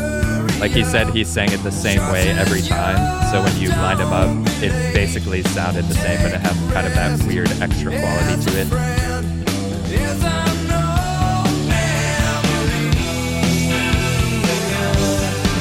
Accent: Champaign, Illinois, United States; Champaign, Illinois, my hometown

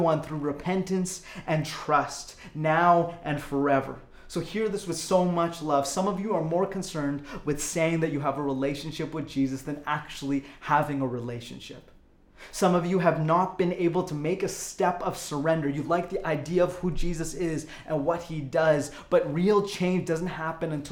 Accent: Calgary, Alberta, Canada; I was born in Calgary

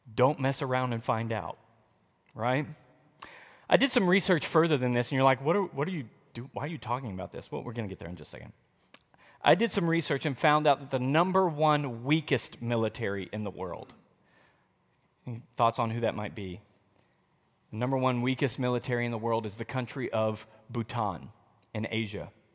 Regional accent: United States; we're American

